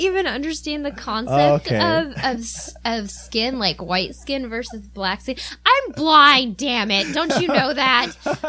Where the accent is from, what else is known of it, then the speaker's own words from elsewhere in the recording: Papua New Guinea; That I was born and raised in Papua New Guinea, which is north of Australia.